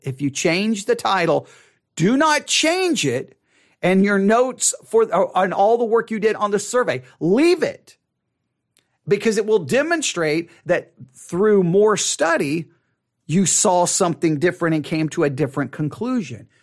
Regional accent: United States; as American Christians

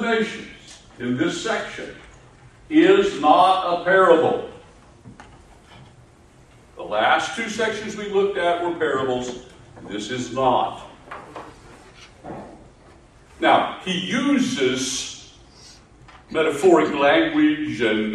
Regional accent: Appalachia, United States; I grew up in Appalachia back in the 60s

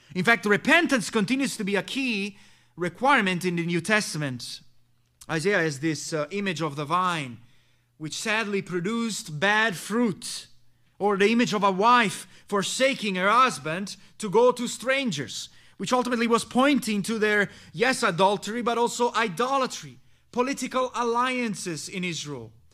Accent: Messina, Sicily, Italy; My home country is this town of Messina, located there in the island of Sicily.

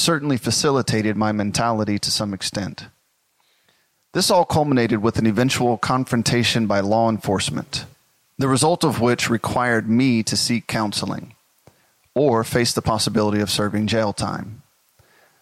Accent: Memphis, Tennessee, United States; also born or lived in North Mississippi; Growing up in Memphis, Tennessee and North Mississippi, we were subject to much of the violence that tends to be common there

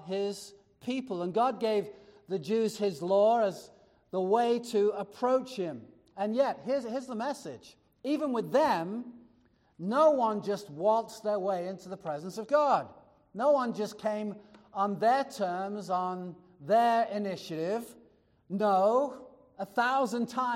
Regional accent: United States; We're American

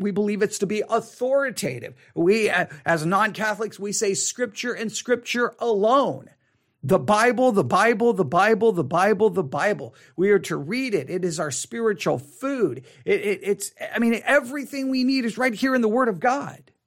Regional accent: Texas, United States; accent: Texas; my Texas accent

